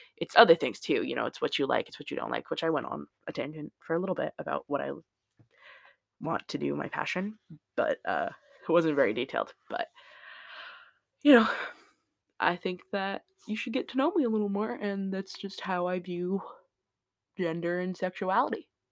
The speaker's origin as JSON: {"language": "English", "region": "Indiana", "country": "United States", "tie": "born or raised there", "moved": "yes", "lives_now": "Seattle, United States", "said": "I was born in Indiana"}